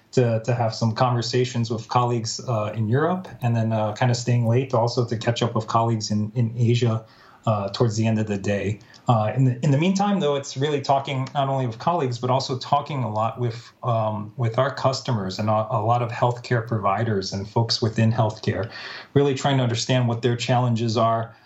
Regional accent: Minnesota, United States; born or raised there; moved away as an adult; also born or lived in Baltimore, Maryland / San Francisco Bay Area, California; now in San Francisco, United States

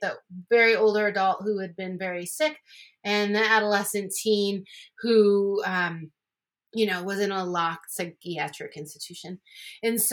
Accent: Buffalo, New York, United States; moved away as an adult; also born or lived in Hawaii / Colorado; I am from Buffalo, New York, and that's where I went to school to become an occupational therapist.

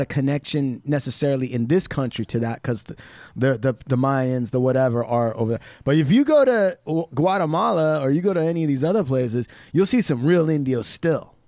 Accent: United States; a lot of American Indians that I know, including myself

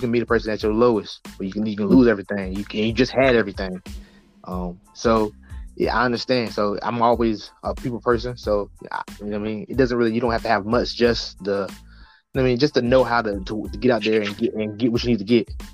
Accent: the South, United States; also born or lived in Norfolk, Virginia; I grew up in the South

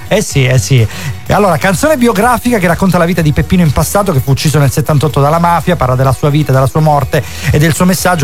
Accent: Calabria, Italy; ti parlo da calabrese

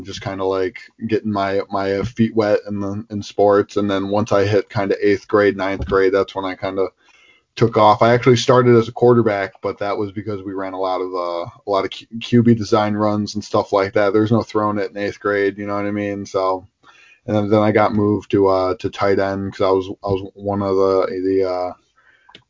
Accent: Buffalo, New York, United States; I'm from Buffalo, New York

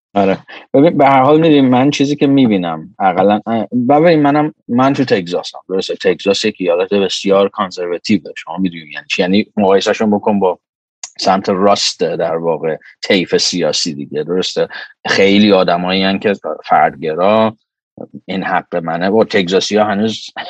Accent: Iran; moved away; من آدمی هم که ایران بزرگ شدم

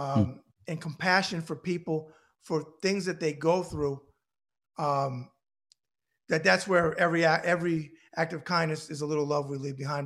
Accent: New York, United States; I'm a New Yorker

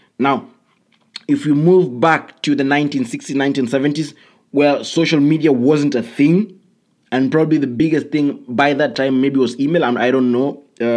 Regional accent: Kenya; I come from Kenya

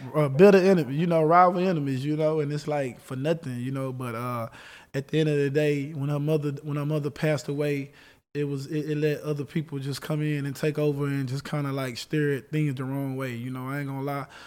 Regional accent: Texas, United States; I'm from Texas

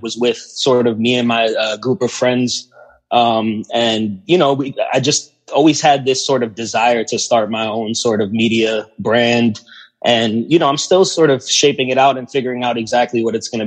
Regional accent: New York, United States; being a New Yorker and, you know, riding the train every day to middle school, to high school

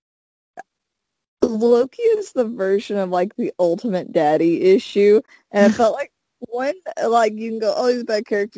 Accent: Arkansas, United States; I'm from Arkansas

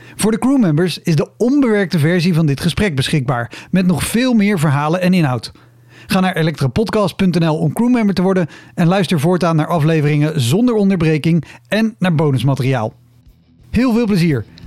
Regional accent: Netherlands; als Nederlander

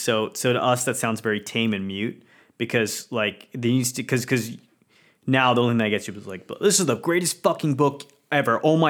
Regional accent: India; because things were rough, not just, you know, for me as an Indian, but pretty much anyone, right?

